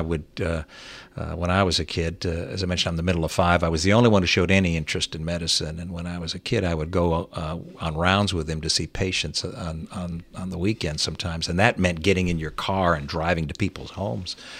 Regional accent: Fowlerville, Michigan, United States; moved away; also born or lived in Virginia; I grew up in Fowlerville

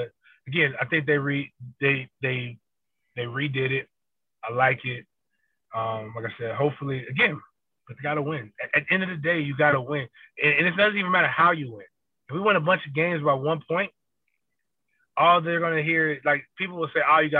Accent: Tallahassee, Florida, United States; I know Dugan from the same around the same area I'm from in Tallahassee.

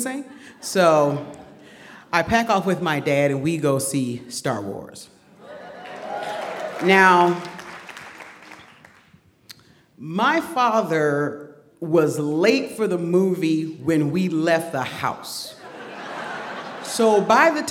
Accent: Detroit, Michigan, United States; also born or lived in Macon, Georgia; I was born in Macon, Georgia, and raised in Detroit. So I have this weird combination of Southern and Midwestern

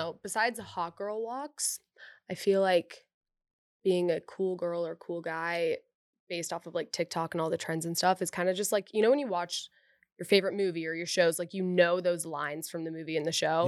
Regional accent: Dallas, Texas, United States; now in Austin, United States; I'm also from Dallas

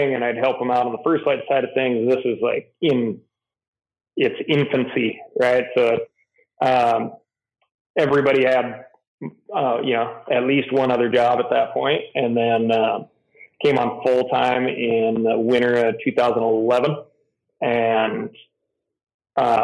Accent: Missoula, Montana, United States; I grew up in Montana, fifth generation of the fam.

